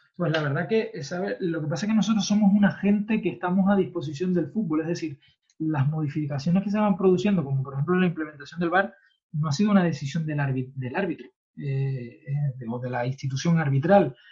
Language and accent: Spanish; Spain; como somos los españoles